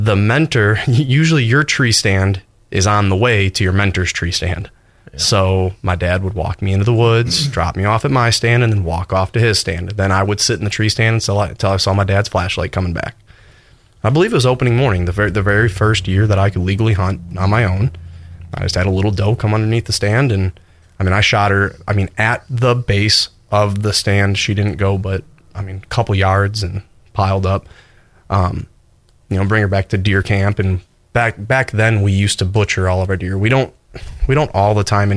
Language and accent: English; Wisconsin, United States; moved away; I grew up in Wisconsin